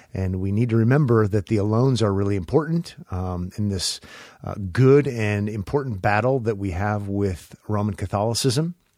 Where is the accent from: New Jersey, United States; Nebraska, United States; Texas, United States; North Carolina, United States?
Nebraska, United States; Omaha; When I was a kid growing up in Omaha